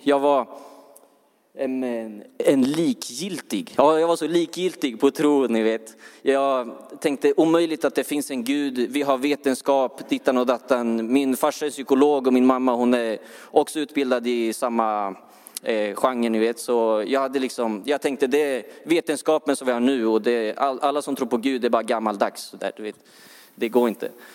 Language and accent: Swedish; Örebro, Örebro County, Sweden; jag, jag är från Örebro.